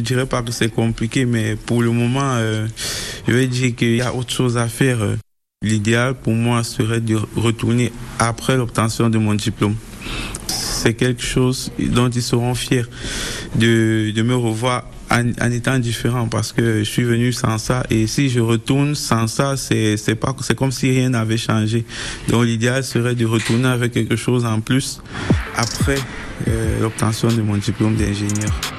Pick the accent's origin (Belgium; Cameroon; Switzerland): Cameroon; moved away as an adult; now in Le Mans, France; chez nous au Cameroun